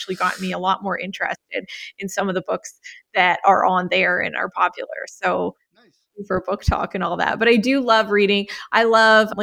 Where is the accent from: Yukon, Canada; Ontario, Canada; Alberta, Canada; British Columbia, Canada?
Alberta, Canada; Calgary; I am from Calgary, Alberta, Canada. So Canadian.